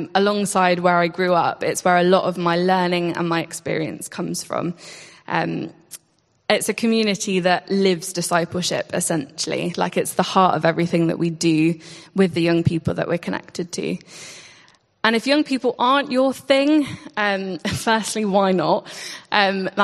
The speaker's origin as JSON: {"language": "English", "town": "Warsash", "region": "South East England", "country": "United Kingdom", "tie": "born or raised there", "moved": "as an adult", "said": "I grew up in Warsash, really close to here"}